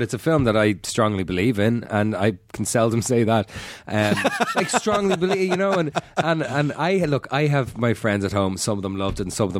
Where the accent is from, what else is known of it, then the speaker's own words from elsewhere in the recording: Ireland; accent: Irish; I'll instantly go back to sounding more Irish. And if I go home a couple of days at home and my accent thickens right up.